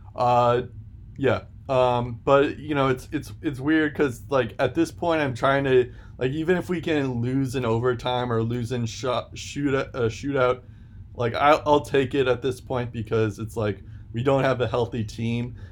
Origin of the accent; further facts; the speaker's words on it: United States; as an American